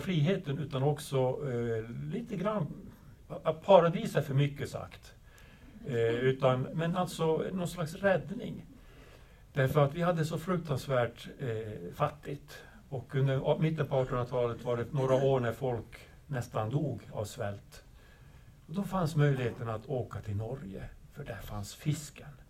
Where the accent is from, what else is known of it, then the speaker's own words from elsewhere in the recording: northern Sweden, Sweden; jag kommer från Nordsverige, väldigt, väldigt långt ifrån storbyarna